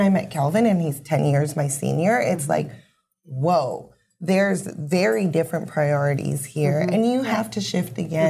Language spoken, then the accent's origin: English; Winnipeg, Manitoba, Canada; I grew up in Fort Richmond, went to French immersion school.